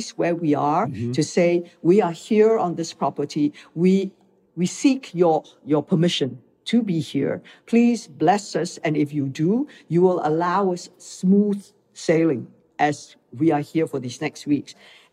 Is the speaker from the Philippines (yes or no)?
no; Malaysia; moved away as an adult; also born or lived in Hong Kong; now in United States; I came from Malaysia, where I grew up